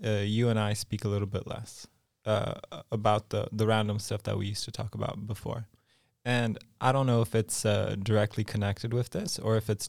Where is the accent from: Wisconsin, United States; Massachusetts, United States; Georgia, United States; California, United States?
California, United States; Los Angeles; also born or lived in Poland; Oh, so in a nutshell, I was born in Poland. {S0} Yeah. {S1} But when I was five-ish, my family moved to Los Angeles. Mm-hmm. So I lived about 20 years in California. Also lived a little in Mexico and Vancouver, Canada.